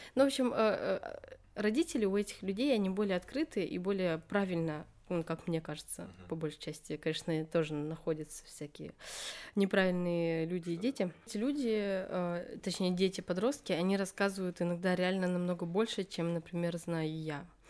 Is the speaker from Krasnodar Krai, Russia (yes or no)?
no; Buryatia, Russia; 03, потому что регион Бурятия